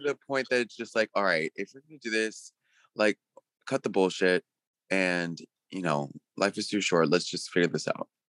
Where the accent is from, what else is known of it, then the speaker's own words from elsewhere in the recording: California, United States; moved away as an adult; also born or lived in Puerto Rico; now in New York, United States; I'm originally from California, and, um, I moved to Puerto Rico, uh, for work